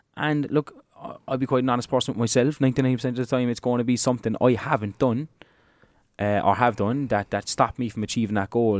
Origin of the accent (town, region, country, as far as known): Ireland